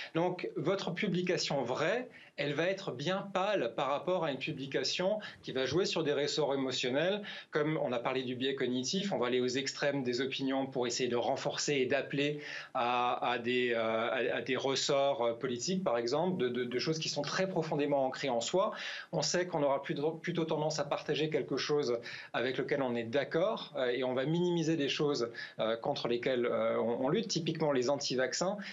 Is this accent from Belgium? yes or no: no; France; now in Finland; je suis français